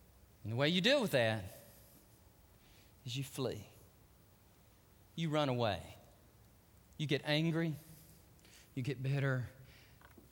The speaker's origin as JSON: {"language": "English", "region": "Texas", "country": "United States"}